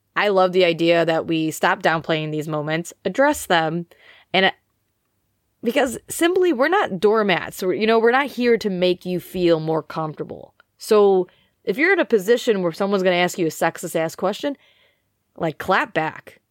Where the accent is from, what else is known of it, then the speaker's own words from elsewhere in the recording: United States; now in United Kingdom; I am an American living in the U K